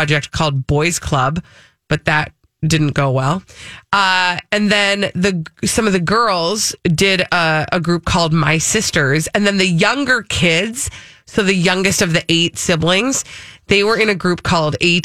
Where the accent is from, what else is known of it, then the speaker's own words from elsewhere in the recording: Minnesota, United States; we're from Minnesota